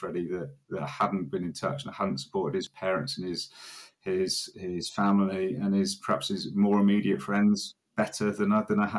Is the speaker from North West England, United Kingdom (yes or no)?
no; Witney, South East England, United Kingdom; I was born and lived and have lived in my hometown of Witney, West Oxfordshire, all my life, give or take 1 or 2 years out as a student